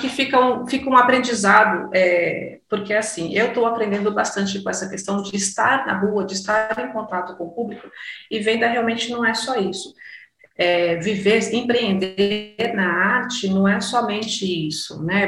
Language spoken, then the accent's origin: Portuguese; Cotia, São Paulo, Brazil; eu sou aqui de Cotia, da Grande São Paulo